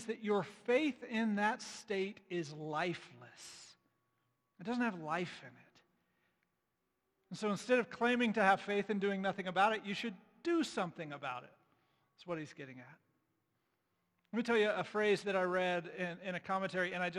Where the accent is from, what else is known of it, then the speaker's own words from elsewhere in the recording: United States; as an American evangelical